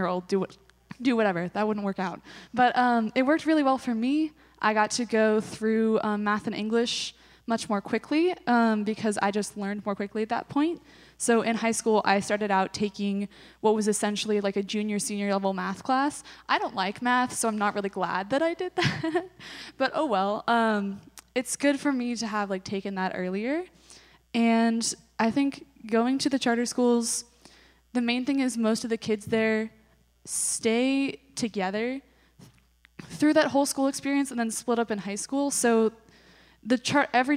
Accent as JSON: {"language": "English", "town": "Diamond Springs", "region": "California", "country": "United States", "said": "I am from Diamond Springs, California, which is a tiny town near Placerville"}